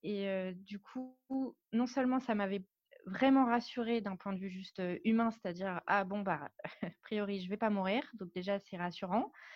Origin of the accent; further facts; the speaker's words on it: Paris, Île-de-France, France; moved away as an adult; now in Biarritz, France; je suis parisienne, je suis née à Paris, j'ai grandi à Paris